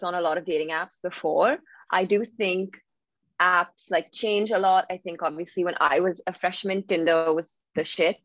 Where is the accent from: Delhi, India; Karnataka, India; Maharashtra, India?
Maharashtra, India; Mumbai; moved away as an adult; also born or lived in Philadelphia; now in London, United Kingdom; I'm originally from Bombay.